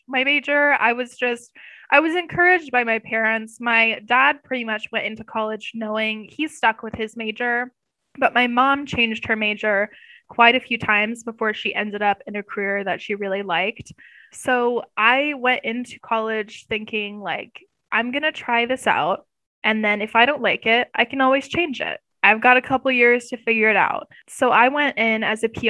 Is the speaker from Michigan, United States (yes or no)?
no; Pleasantville, Iowa, United States; moved away; I grew up in Pleasantville, Iowa, which is a tiny, tiny town in like Southern Iowa